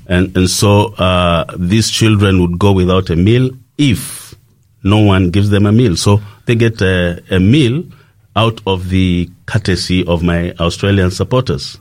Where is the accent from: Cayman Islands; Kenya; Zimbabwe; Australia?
Kenya; I come from uh, Kenya, that is uh, in East Africa